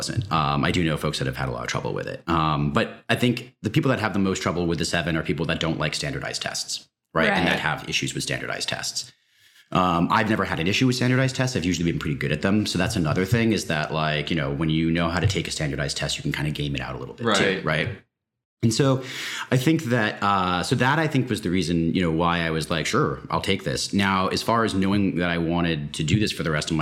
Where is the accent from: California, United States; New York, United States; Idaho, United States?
New York, United States; New York City; moved away as an adult; also born or lived in West Coast of the United States; I grew up in and around New York City